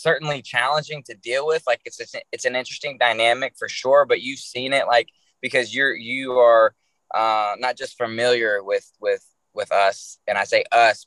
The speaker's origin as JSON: {"language": "English", "town": "Charleston", "region": "West Virginia", "country": "United States", "tie": "born or raised there", "moved": "yes", "said": "I wouldn't be who I am without West Virginia. I truly believe that, man. I can't imagine growing up anywhere else that I grew up. Obviously, I don't live there anymore"}